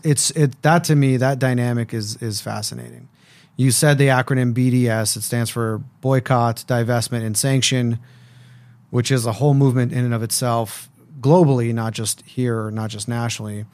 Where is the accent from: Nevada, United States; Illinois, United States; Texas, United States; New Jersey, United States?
Nevada, United States; Las Vegas; when I grew up in Las Vegas, I was a part of the B'nai B'rith Youth Organization